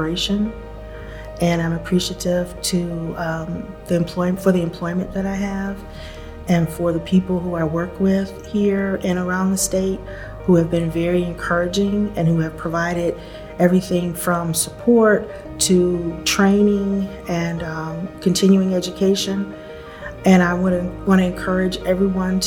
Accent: Buffalo, New York, United States; moved away as an adult; also born or lived in Chapel Hill, North Carolina; now in Mecklenburg County, United States; I grew up in Buffalo, New York

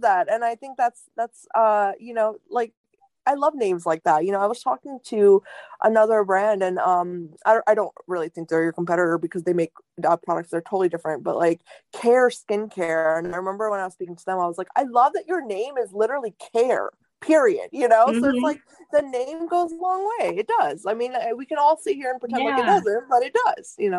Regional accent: rural North India, India; moved away; I was born in India. I was raised in rural India. My grandmothers and my family are from rural North India

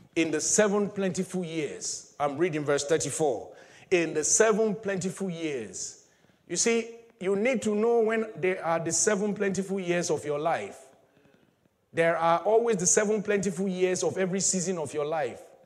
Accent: Nigeria; moved away; back in my home country

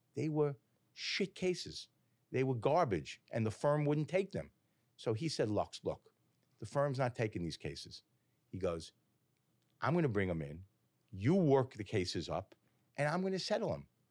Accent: Woodmere, New York, United States; also born or lived in Great Neck; Grew up in Woodmere.

